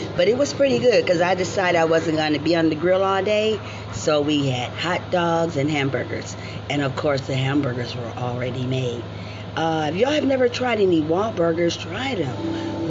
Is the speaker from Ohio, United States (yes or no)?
yes; Ohio, United States; I'm from Ohio, my home state.